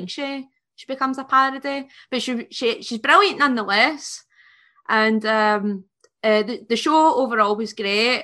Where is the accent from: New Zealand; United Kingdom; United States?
United Kingdom; Scotland